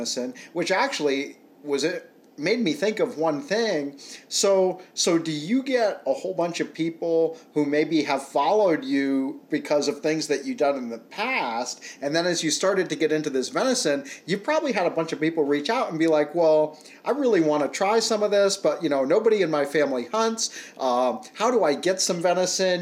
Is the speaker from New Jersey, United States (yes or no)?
no; Rhode Island, United States; moved away as an adult; now in Pennsylvania, United States; I grew up in Rhode Island